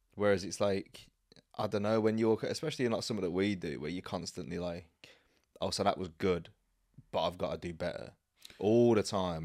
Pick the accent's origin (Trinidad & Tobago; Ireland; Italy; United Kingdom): United Kingdom; Birmingham, West Midlands; moved away; where I grew up back in Birmingham